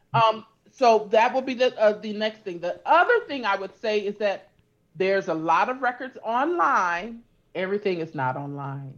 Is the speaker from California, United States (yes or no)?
yes; California, United States; also born or lived in Louisiana; I grew up in, in California